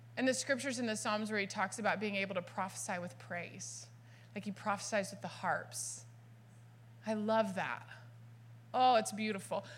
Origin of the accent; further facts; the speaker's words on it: Dallas, Texas, United States; now in California, United States; I was born and raised in Dallas